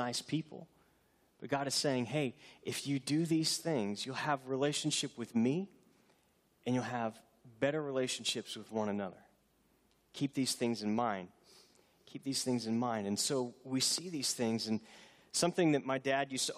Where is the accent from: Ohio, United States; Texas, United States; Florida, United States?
Texas, United States; Houston; I grew up near Houston, not far from San Jacinto